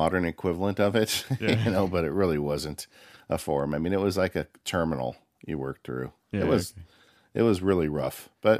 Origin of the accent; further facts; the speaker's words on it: California, United States; I grew up in the Inland Empire. It was before, it wasn't called the Inland Empire, but it was like kind of the San Bernardino County area of Southern California.